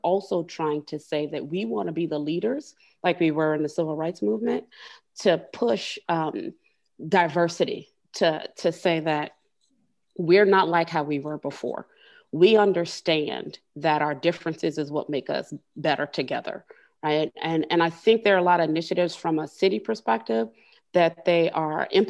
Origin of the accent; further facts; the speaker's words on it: Miami, Florida, United States; moved away as an adult; now in Birmingham, United States; I grew up in Miami, which is the melting pot, you know, of immigrants.